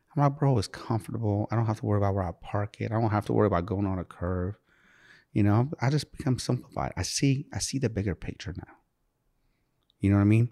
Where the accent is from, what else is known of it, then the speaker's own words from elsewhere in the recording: Sharon, Pennsylvania, United States; also born or lived in Iran; I come from Sharon, P